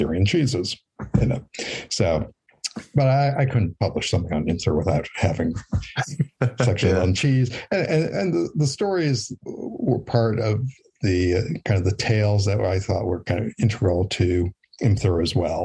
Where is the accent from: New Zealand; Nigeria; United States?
United States; Western Wisconsin; I grew up in Western Wisconsin, which is also part of cheese country as well.